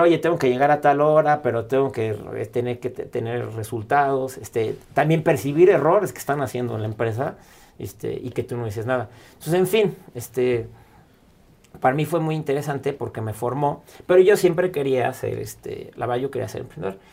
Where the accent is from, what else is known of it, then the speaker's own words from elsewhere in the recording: Mexico; como mexicanos